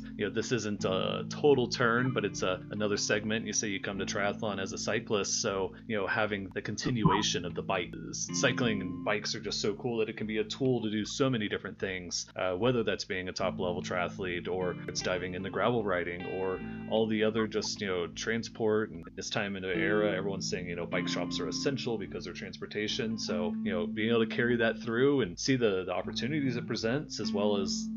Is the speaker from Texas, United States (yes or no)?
yes; North Texas, United States; moved away as an adult; now in Boulder, United States; there was a great cycling community that I grew up with in North Texas